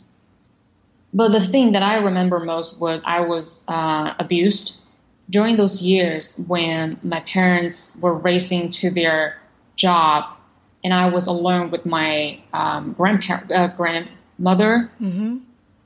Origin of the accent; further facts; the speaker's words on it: Shanghai, China; moved away as an adult; also born or lived in United States; I was born in Shanghai in the late 1980s.